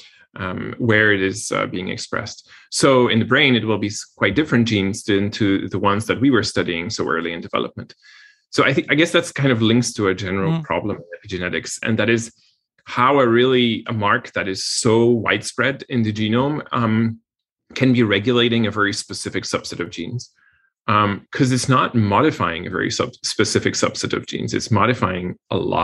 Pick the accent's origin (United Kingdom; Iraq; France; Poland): Poland; moved away; I come from Poland